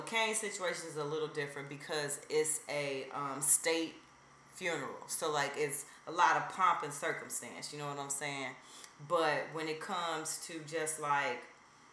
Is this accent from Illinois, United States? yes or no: yes; Chicago, Illinois, United States; We're from Chicago